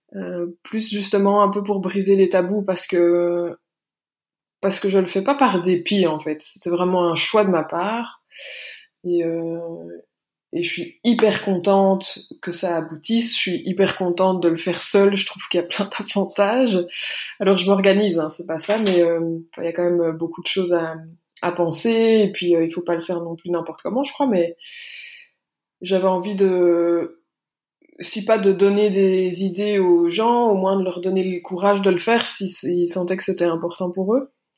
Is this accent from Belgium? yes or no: yes; Belgium; j'habite en Belgique, je suis belge.